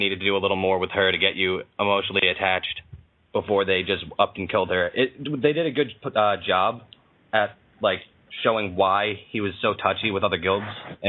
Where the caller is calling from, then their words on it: Milford, Pennsylvania, United States; I'm calling from Milford, Pennsylvania.